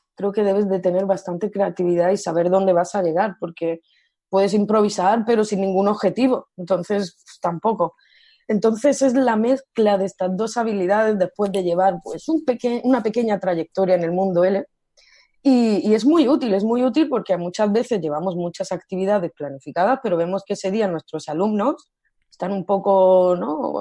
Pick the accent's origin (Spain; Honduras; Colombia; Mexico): Spain; Almería, Andalusia; first language Spanish; also born or lived in Great Britain; now in Barcelona, Spain; soy de Almería, pero actualmente resido en Barcelona